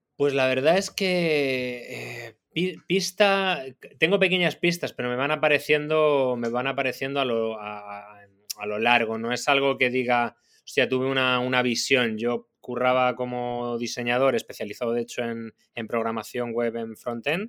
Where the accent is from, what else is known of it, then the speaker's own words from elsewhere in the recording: Madrid, Community of Madrid, Spain; moved away as an adult; now in Barcelona, Spain; También vivo en Barcelona y he y crecí en Madrid